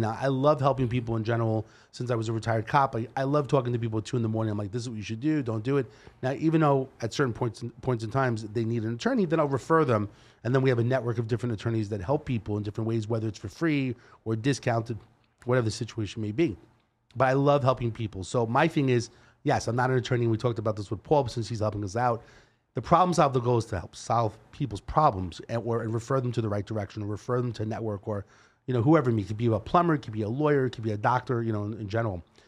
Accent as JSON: {"language": "English", "town": "New York City", "region": "New York", "country": "United States", "accent": "Brooklyn style", "moved": "as an adult", "lives_now": "Henderson, United States", "said": "I'm from New York and I've been here twenty-one years."}